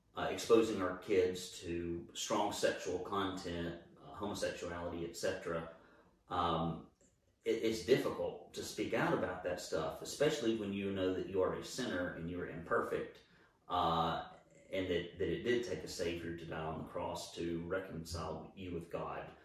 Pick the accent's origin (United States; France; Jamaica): United States; Alabama; moved away as an adult; now in Chattanooga, United States; I grew up in Alabama.